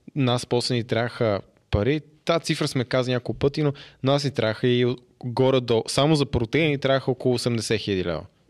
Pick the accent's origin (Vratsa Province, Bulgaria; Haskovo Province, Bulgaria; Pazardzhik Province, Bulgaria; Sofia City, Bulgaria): Haskovo Province, Bulgaria; Haskovo; не съм от София, аз съм от Хасково